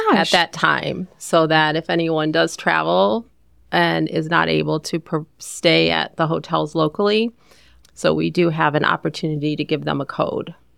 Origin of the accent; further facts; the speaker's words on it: Ohio, United States; moved away as an adult; also born or lived in Northern Virginia; I grew up in Ohio